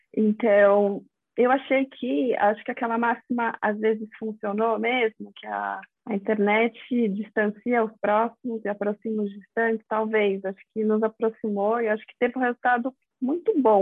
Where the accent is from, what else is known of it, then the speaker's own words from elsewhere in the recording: São Paulo, Brazil; also born or lived in Rio de Janeiro; eu sou aqui de São Paulo, vim de novo para cá